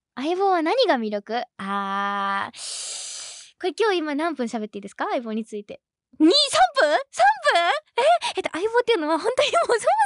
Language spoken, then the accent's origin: Japanese; Wakayama, Japan; 出身地は、みーたんと一緒の和歌山県